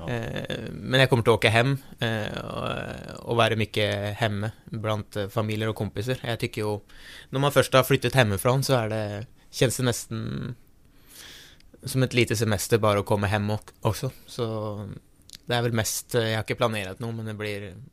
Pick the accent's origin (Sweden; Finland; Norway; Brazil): Norway; Gjøvik, Innlandet; moved away; jag kommer från Jövik.